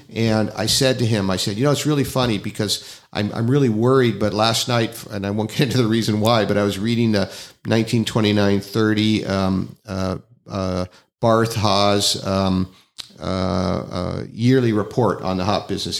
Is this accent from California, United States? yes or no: yes; Northern California, United States; moved away; I'm, I'm from Northern California